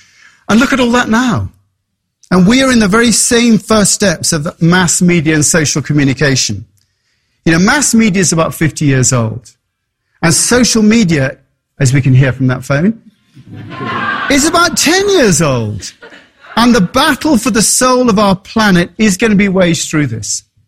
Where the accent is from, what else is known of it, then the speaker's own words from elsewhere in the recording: England, United Kingdom; moved away; And that's why I came from England to be in that environment.